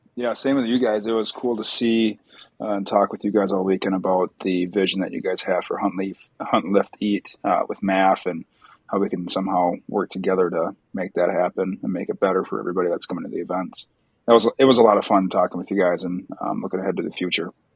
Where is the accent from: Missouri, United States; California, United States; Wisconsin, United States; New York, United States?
Wisconsin, United States; I am from Wisconsin